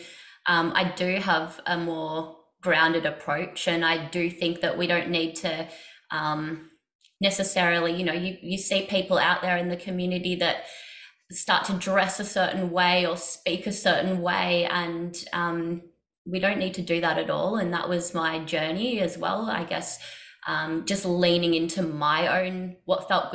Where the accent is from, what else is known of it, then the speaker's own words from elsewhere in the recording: Australia; I grew up in Australia